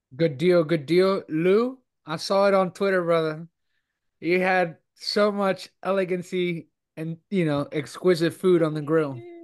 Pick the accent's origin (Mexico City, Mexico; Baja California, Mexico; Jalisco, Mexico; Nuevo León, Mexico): Nuevo León, Mexico; Monterrey; moved away; the importance that it has for me uh, being my hometown